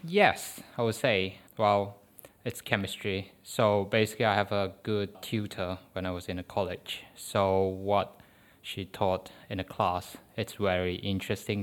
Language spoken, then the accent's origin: English; Malaysia; first language Chinese; English is a second language; moved away as an adult; now in United Kingdom; Malay is our national language. So, because my mother tongue is Chinese